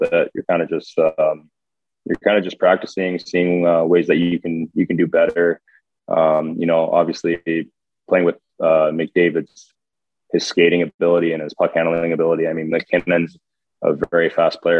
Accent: Edmonton, Alberta, Canada; growing up in Edmonton, you're growing up watching the Oilers

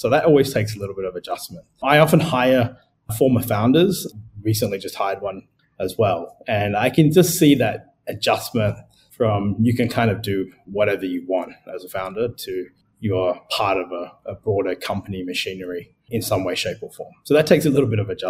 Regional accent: Adelaide, South Australia, Australia; moved away as an adult; also born or lived in Sri Lanka / United Kingdom / United States; now in Singapore; I'm originally Sri Lankan, but I grew up in Australia

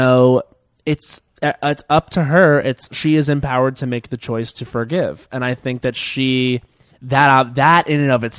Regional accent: Long Island, New York, United States; I grew up on Long Island where everything was offensive and everything was also okay.

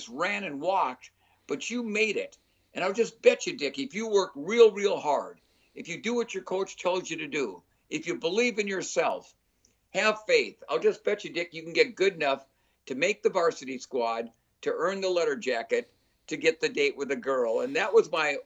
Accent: Minnesota, United States; I'm from Minnesota

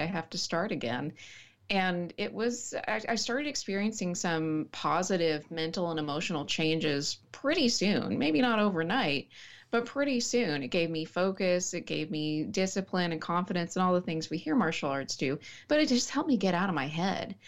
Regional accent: Snyder, Texas, United States; also born or lived in Dallas-Fort Worth Metroplex; I was born in the Dallas-Fort Worth Metroplex and then raised in a small town called Sm-, Snyder.

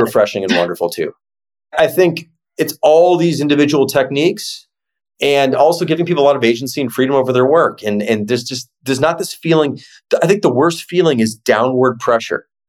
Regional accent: Chicago, Illinois, United States; it's this Midwestern mindset. I'm from Chicago

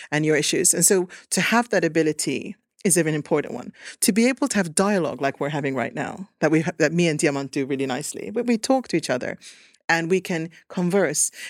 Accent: Kangasala, Pirkanmaa, Finland; also born or lived in Sweden; I feel like I'm from Kangasala. I feel very Finnish and I'm proud of it, but I'm also Swedish and I'm also Finnish Swedish

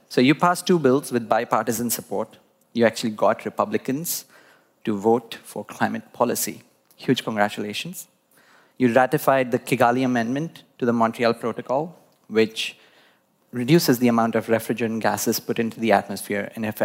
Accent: India; born there; I was born in India

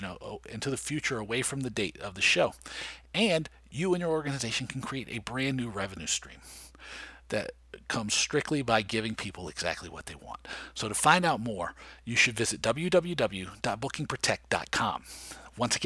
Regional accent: Washington, District of Columbia, United States; my hometown, D.C.

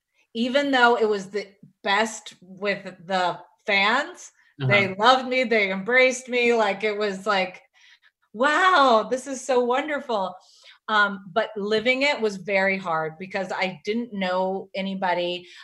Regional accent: South Carolina, United States; I really didn't know the magnitude of it growing up in South Carolina.

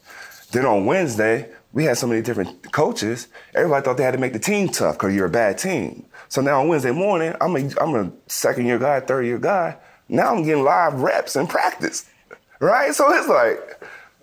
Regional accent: Las Vegas, Nevada, United States; I grew up in Las Vegas

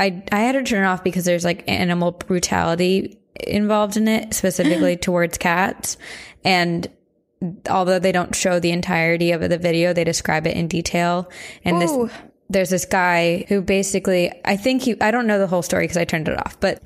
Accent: Columbus, Ohio, United States; now in Phoenix, United States; I grew up in Columbus, but now I live in Phoenix.

